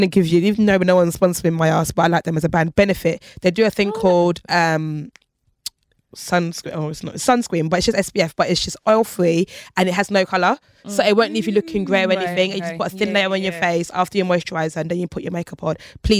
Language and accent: English; Nigeria; I'm too Nigerian for that. I can't even lie.